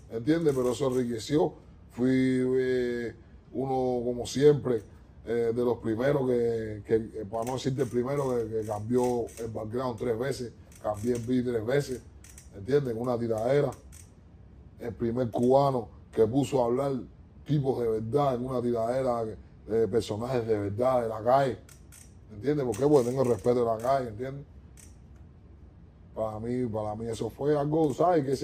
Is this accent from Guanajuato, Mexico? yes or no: yes; Guanajuato, Mexico; Yo vengo de la secundaria, yo vengo de Guanajuato, yo vengo de, de, yo vengo del parque.